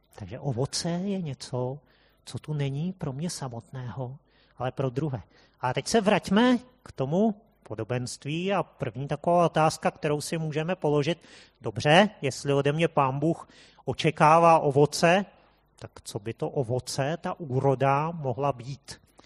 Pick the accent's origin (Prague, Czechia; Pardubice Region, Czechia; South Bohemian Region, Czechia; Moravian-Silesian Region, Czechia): Prague, Czechia; jsme tady Pražáci